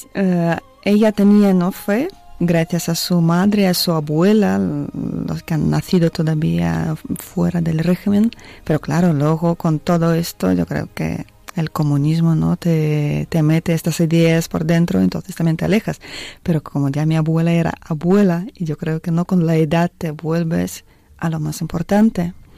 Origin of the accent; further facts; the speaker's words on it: Siberia, Russia; moved away; soy una chica rusa, como tú ya habías dicho. Nací en el año 86 en Siberia, en un pueblo, en una ciudad pequeña